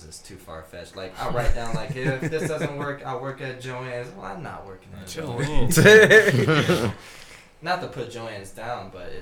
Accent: Lorain, Ohio, United States; I'm coming from Lorraine, a kid from Lorraine doing a lot of shows in Cleveland

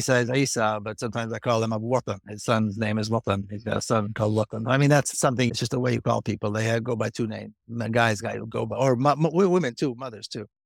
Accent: Israel; moved away; I grew up in Israeli society.

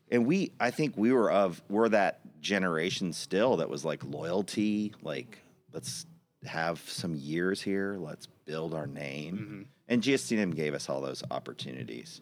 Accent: Austin, Texas, United States; I was born in 1974 at Seton Hospital here in Austin

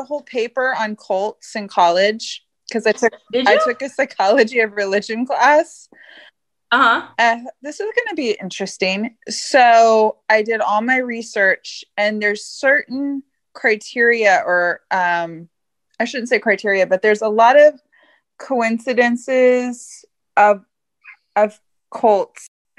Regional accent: Santa Barbara, California, United States; I'm from Santa Barbara

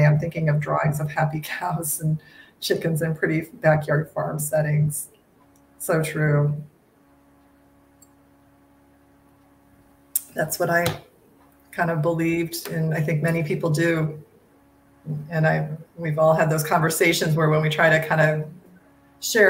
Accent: the Midwest of the United States, United States; I grew up in the Midwest of the United States, you know, which is kind of farm country

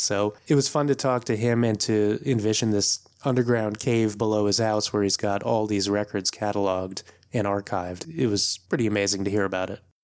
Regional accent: D.C., East Coast of the US, United States; also born or lived in New York City area, United States; now in Oakland, United States; I'm actually originally from the East Coast of the U S. I grew up not too far from Washington, D C

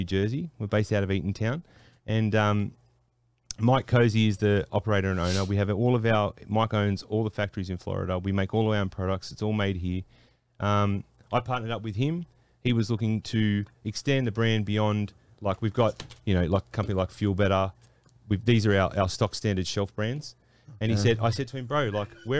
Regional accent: Sydney, New South Wales, Australia; I'm from Western Sydney, from Australia. Like I grew up with all my mates are Samoans

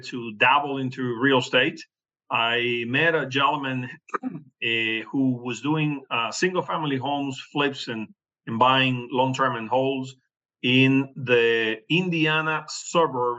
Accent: Venezuela; English is a second language; moved away as an adult; also born or lived in Oklahoma City, United States / Miami, United States / Kentucky, United States; now in United States; I was born in Venezuela, and my college degree is in urban planning. I had my own property appraisal practice down in Venezuela

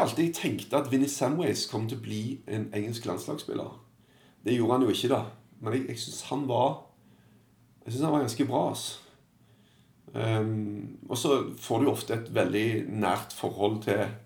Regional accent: Stavanger, Rogaland, Norway; moved away as an adult; also born or lived in England; Så flytta jeg hjem, og så begynte jeg å jobbe ganske tidlig for min eh, gamle klubb i Stavanger

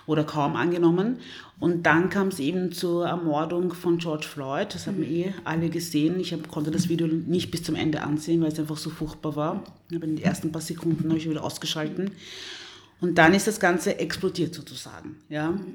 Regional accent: DR Congo; born there; ich bin in der Demokratischen Republik Kongo

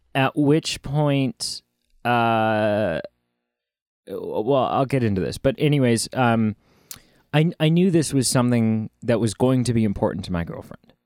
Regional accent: Canada; we're Canadian

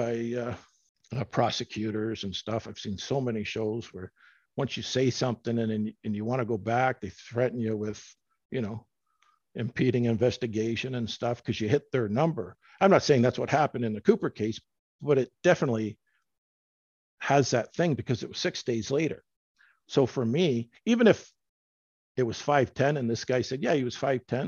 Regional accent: Canada; I'm from Canada

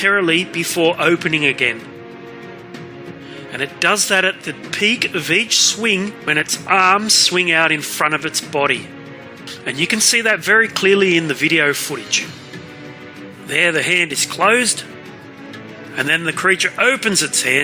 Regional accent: Australia; I'm an Australian artist

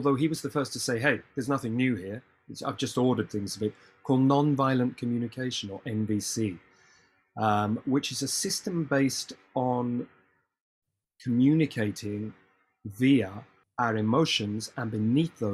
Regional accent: United Kingdom; we are British

